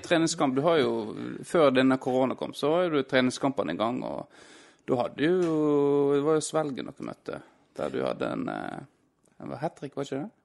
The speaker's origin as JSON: {"language": "Norwegian", "town": "Florø", "region": "Vestland", "country": "Norway", "lives_now": "Havrenes, Norway", "said": "jeg er jo fra Krokane"}